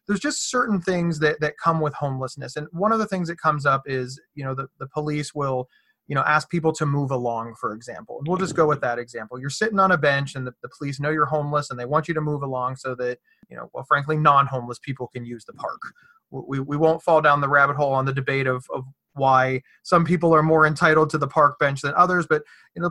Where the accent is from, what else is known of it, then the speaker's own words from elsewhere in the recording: Ohio, United States; I'm from Ohio